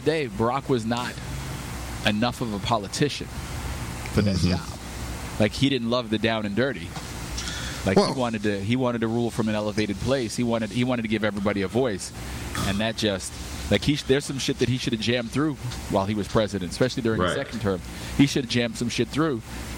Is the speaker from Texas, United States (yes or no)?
no; Long Island, New York, United States; now in Philadelphia, United States; we grew up in Long Island